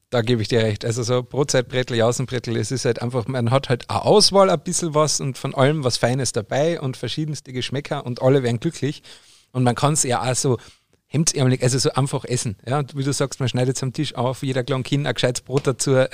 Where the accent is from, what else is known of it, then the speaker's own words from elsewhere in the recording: Bavaria, Germany; als Bayer ist einem das ja nicht nein, Fingerfoodplatten.